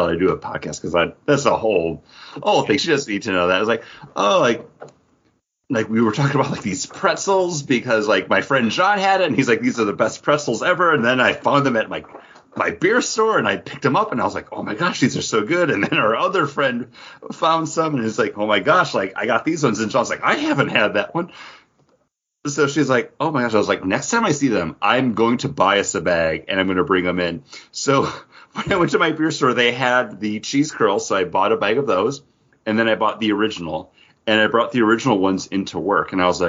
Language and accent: English; United States; I mean, I'm an American, right?